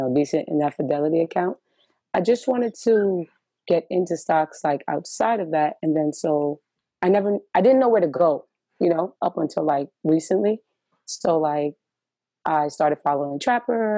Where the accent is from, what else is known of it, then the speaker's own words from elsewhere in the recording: New York City, New York, United States; From Brooklyn